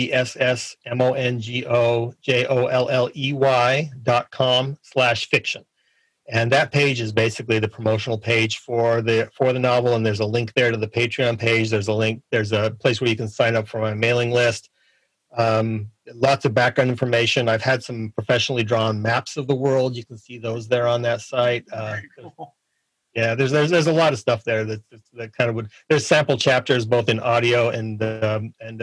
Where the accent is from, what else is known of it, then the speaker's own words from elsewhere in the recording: Park City, Utah, United States; I was born in Utah. I grew up in Park City, Utah, which is just outside of Salt Lake City